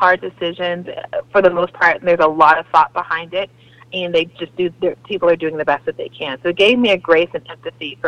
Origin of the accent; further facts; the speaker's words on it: Southeast Texas, United States; moved away as an adult; also born or lived in New Orleans; move back to my hometown in Southeast Texas